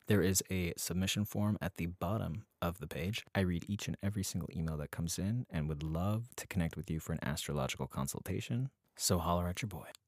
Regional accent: Salt Lake City, Utah, United States; moved away; also born or lived in upstate New York; I was born in Salt Lake City, Utah in the early nineties

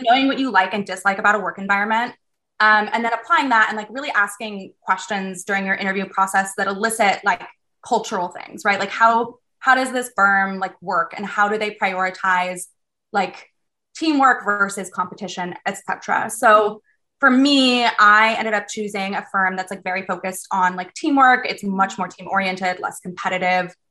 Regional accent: Southern California, United States; moved away; I'm from Southern California

